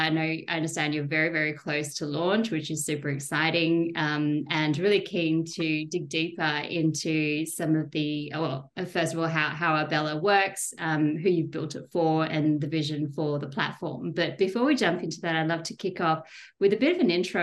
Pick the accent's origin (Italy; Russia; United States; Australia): Australia; Perth, Western Australia; moved away; I grew up in Perth